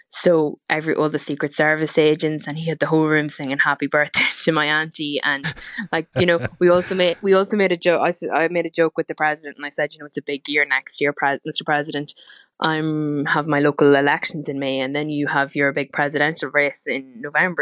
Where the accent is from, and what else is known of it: Cooley Peninsula, County Louth, Leinster, Ireland